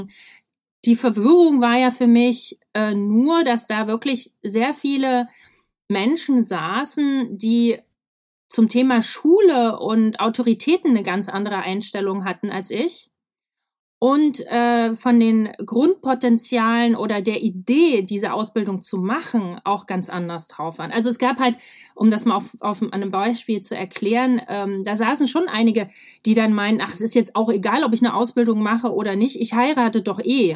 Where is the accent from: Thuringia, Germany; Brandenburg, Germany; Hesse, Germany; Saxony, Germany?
Thuringia, Germany; Weimar; ich bin im Weimar geboren, in Thüringen, du kennst das schöne Land.